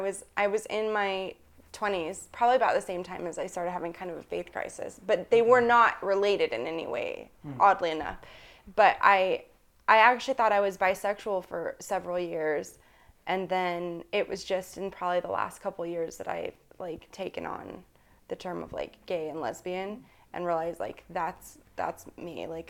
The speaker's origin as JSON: {"language": "English", "town": "Vernal", "region": "Utah", "country": "United States", "tie": "born there", "said": "I was born in Vernal, Utah. So like right in the heart of Mormon culture."}